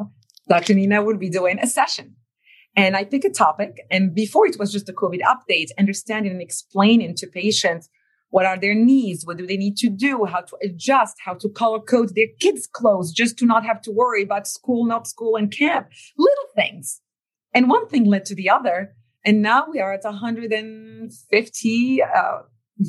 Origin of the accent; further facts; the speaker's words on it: Morocco; English is a second language; moved away; this little girl growing up in Morocco would have ended up, right? Couldn't speak a word of English before 1998.